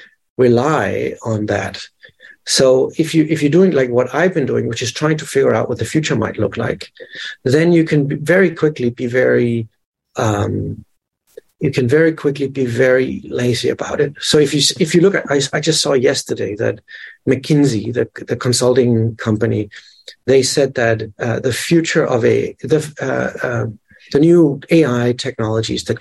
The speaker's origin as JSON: {"language": "English", "country": "Denmark", "tie": "born or raised there", "second_language": "English", "moved": "yes", "lives_now": "New York, United States", "said": "I'm from Denmark, and I grew up with one channel"}